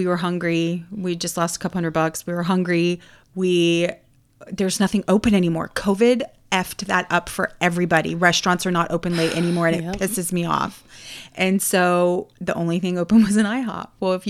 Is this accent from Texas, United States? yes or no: no; Florida, United States; And I thought I was a Florida girl.